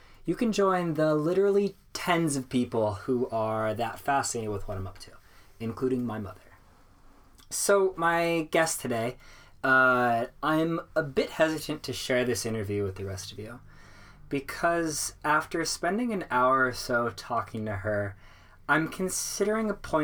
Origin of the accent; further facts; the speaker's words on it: Seattle, Washington, United States; UW, University of Washington, in my hometown of Seattle